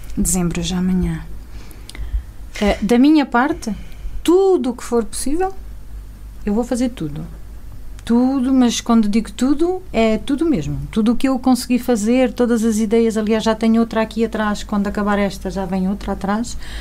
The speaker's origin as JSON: {"language": "Portuguese", "region": "Alentejo", "country": "Portugal", "also_born_or_lived": "Chaves", "moved": "as an adult", "lives_now": "Lamego, Portugal", "said": "eu sou alentejana, moro aqui em Lamego há 17 anos. Antes disso, morei 14 em Chaves"}